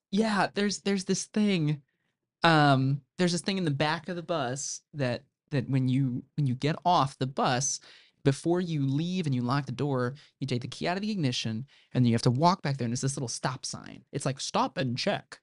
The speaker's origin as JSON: {"language": "English", "region": "Central Illinois", "country": "United States", "moved": "as an adult", "lives_now": "Indiana, United States", "said": "I'm not from Indiana originally. I'm from Central Illinois. Um, a town of about a thousand people"}